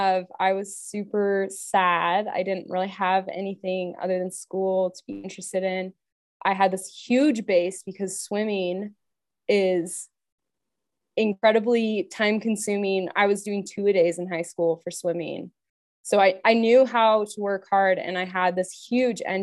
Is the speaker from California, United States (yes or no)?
no; Orem, Utah, United States; also born or lived in Leadville, Colorado; I grew up in Orem